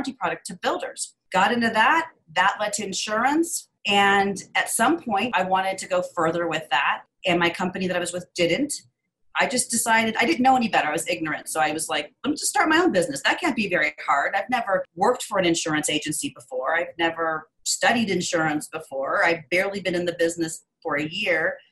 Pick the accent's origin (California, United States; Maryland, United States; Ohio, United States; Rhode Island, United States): California, United States; Los Angeles; I grew up in Los Angeles with a single mother.